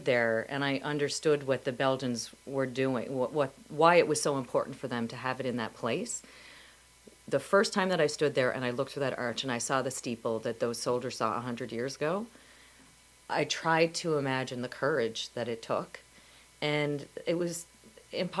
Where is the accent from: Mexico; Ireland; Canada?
Canada; as a Canadian